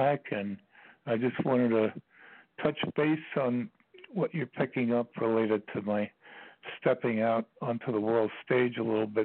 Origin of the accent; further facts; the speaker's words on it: New York, United States; I'm from New York